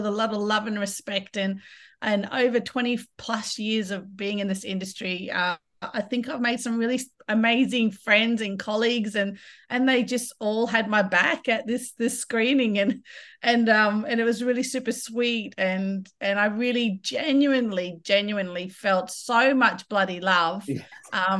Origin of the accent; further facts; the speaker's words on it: Kimberley and Pilbara, Western Australia, Australia; also born or lived in Broome; traditionally, I'm a Kimberley woman. I'm a Nuggala Jundu from Noongar and Yarru country, so Brimbiggle Bay. But I grew up in the Pilbara as well